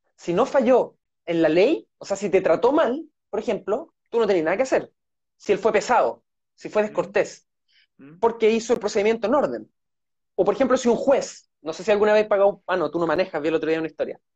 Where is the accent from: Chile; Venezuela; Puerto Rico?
Chile; Santiago, Santiago Metropolitan Region; moved away as an adult; now in Los Lagos Region, Chile; yo nací en Santiago y estudié en la Universidad de Chile